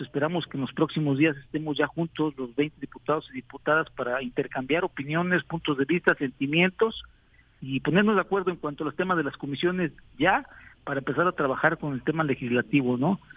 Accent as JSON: {"language": "Spanish", "town": "San Carlos", "region": "Morelos", "country": "Mexico", "said": "nuestro pueblo, de mi pueblo, de San Carlos. Ahí vivo a 100 metros de distancia"}